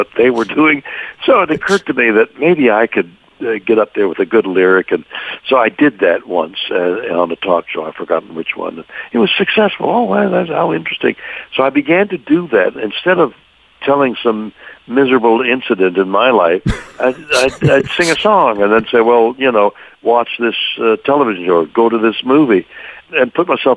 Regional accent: Montreal, Quebec, Canada; now in Los Angeles, United States; I'm a guy from Montreal, Canada. My musical education up there

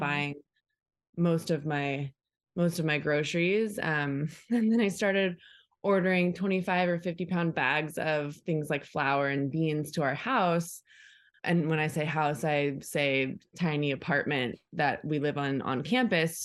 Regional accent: Orange County, California, United States; I grew up in Orange County, so this is kind of where I come from

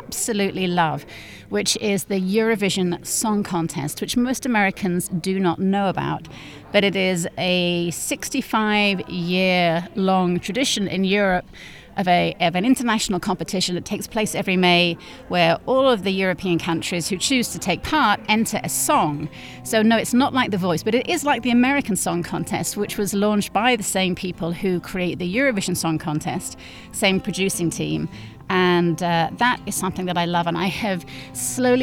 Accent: North West England, United Kingdom; moved away as an adult; in this one medium-sized town in the northwest of England

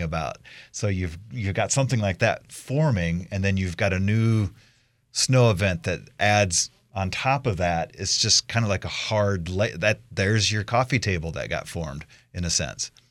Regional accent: Iowa, United States; now in Idaho, United States; as a kid, I grew up in Iowa.

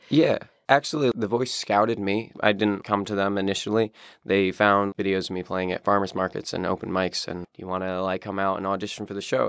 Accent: upstate New York, United States; I'm from upstate New York, and I live in the town of Glen

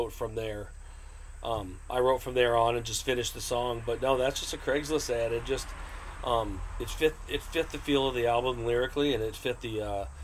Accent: Rockford, Illinois, United States; also born or lived in Iowa; Yeah, I'm originally from Rockford. I was born in Iowa. We moved here probably when I was five. I've been here my whole life.

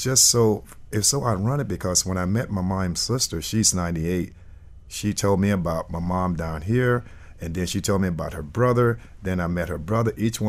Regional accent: Miami, Florida, United States; I grew up in Miami for a while, for a long while, and went to school here. And then I went away to Carolina

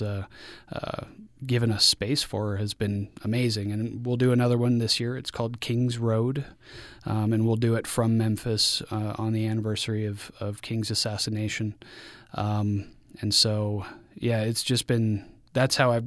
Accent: Mexico; now in Utah, United States; growing up in Mexico

